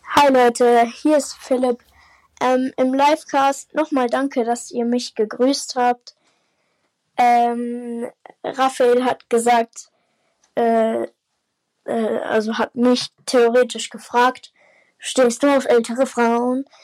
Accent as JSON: {"language": "German", "region": "Baden-Württemberg", "country": "Germany", "said": "Also ich komme aus Baden-Württemberg, nicht aus Bayern"}